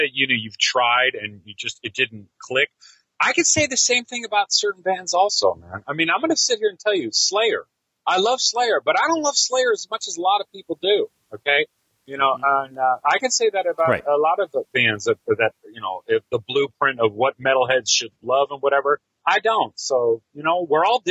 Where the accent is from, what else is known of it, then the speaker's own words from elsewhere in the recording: Livermore, California, United States; also born or lived in Boston; moved out here when I was a little kid in the '70s.